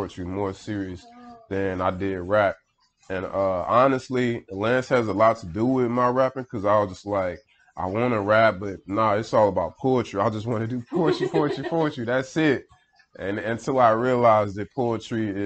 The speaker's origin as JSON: {"language": "English", "town": "Houston", "region": "Texas", "country": "United States", "tie": "born or raised there", "said": "I was born in Houston, the southwest side"}